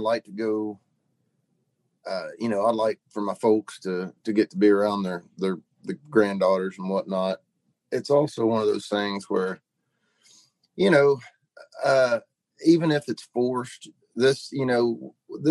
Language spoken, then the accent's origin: English; Monticello, Arkansas, United States; moved away; I grew up Southeast Monticello, Arkansas